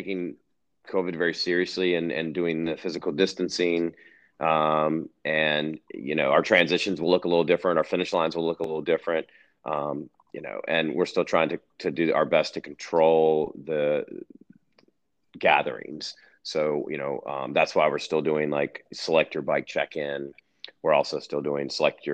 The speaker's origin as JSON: {"language": "English", "region": "North Carolina", "country": "United States", "tie": "born or raised there", "moved": "as an adult", "lives_now": "Colorado, United States", "said": "born and raised in North Carolina"}